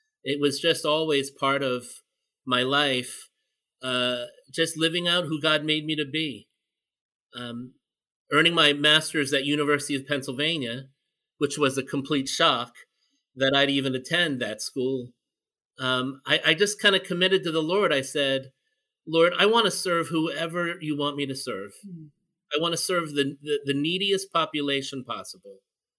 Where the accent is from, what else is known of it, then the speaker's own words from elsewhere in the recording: Philippines; And as a Filipino, I was just, you know, struck by that.